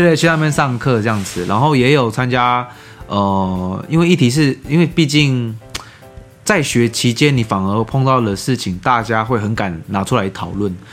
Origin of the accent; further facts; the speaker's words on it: Taiwan; 我是台湾人